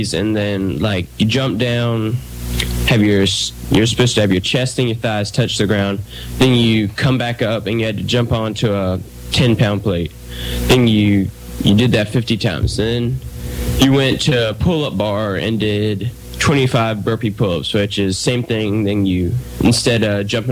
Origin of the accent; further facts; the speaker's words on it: East Coast, United States; I was from the East Coast